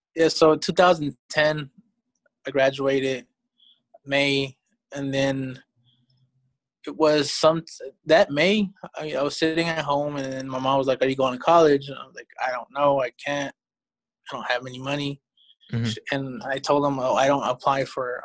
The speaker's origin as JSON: {"language": "English", "country": "Mexico", "tie": "born or raised there", "also_born_or_lived": "Georgia, United States", "moved": "yes", "lives_now": "United States", "said": "I was born in Mexico."}